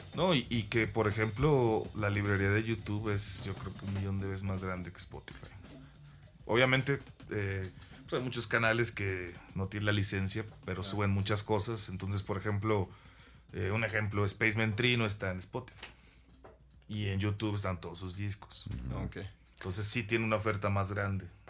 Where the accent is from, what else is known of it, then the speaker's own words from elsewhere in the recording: Veracruz, Mexico; yo soy de Veracruz